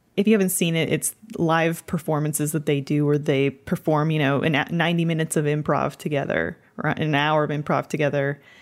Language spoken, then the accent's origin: English; Canada; being from Canada